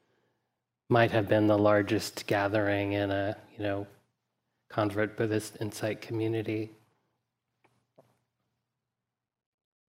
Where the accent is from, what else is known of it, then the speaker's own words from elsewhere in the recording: Deep South, United States; I grew up in the Deep South, mostly white